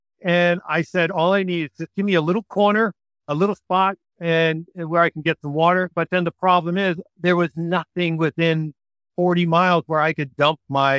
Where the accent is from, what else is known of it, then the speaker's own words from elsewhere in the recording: East Coast, United States; moved away; also born or lived in California; I'm from the East Coast.